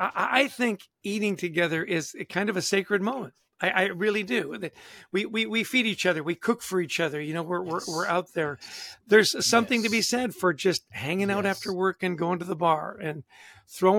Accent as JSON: {"language": "English", "country": "Canada", "said": "I'm Canadian"}